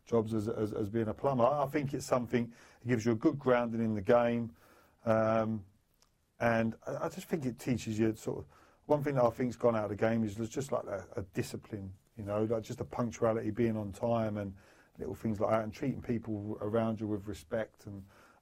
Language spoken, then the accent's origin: English; London, United Kingdom; I grew up in London, Bethnal Green, like East London.